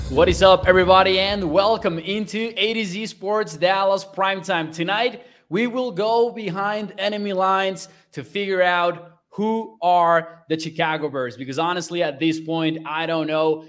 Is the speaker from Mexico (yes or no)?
yes; Mexico; now in Texas, United States; I'm from Mexico